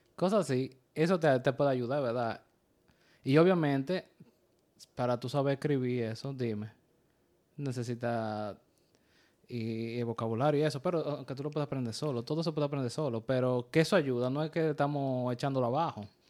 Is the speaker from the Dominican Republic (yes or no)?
yes; Dominican Republic; also born or lived in New York area; now in New York, United States